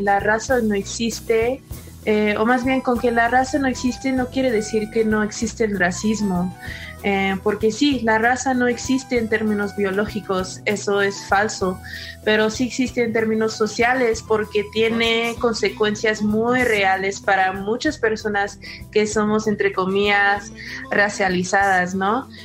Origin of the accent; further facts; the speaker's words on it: California, United States; moved away as an adult; now in Mexico City, Mexico; crecí mi infancia en un pueblo chiquito en California